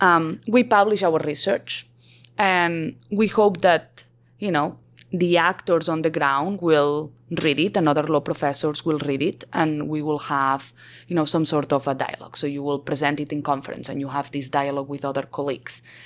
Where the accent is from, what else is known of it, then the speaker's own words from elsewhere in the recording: Barcelona, Catalonia, Spain; moved away as an adult; also born or lived in Colombia / New York / California / Texas; I am originally from Barcelona